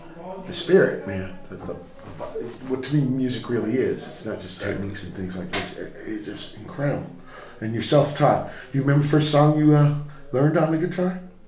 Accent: Portsmouth, Virginia, United States; I come from Portsmouth, Virginia. Next to the biggest Navy base in the world.

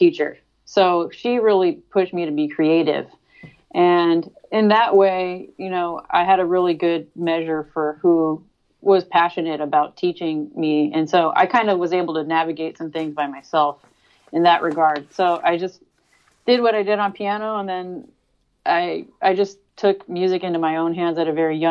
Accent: Sacramento, California, United States; I grew up in Sacramento, so there's a hardcore scene

